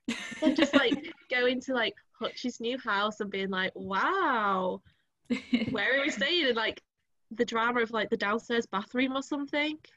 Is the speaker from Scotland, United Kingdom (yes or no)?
no; Driffield, Yorkshire and the Humber, United Kingdom; moved away as an adult; I know that I am Drift because like how long I lived there